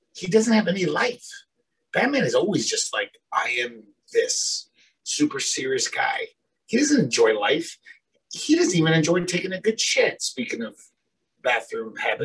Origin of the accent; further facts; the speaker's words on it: United States; we grew up in America